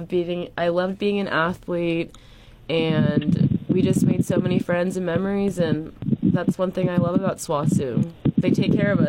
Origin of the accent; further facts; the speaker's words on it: Plano, Texas, United States; Plano, Texas.